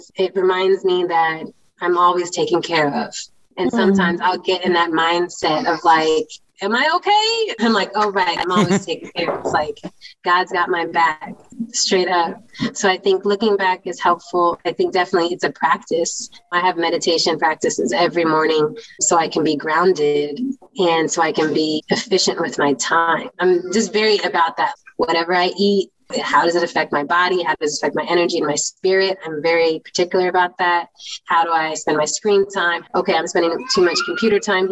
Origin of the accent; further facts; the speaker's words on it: Virginia, United States; moved away; I grew up in Virginia